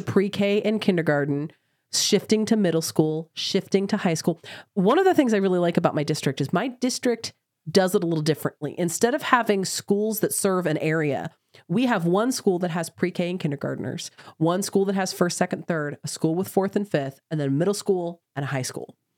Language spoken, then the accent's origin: English; Oklahoma, United States; I have was born in Oklahoma. I grew up in Oklahoma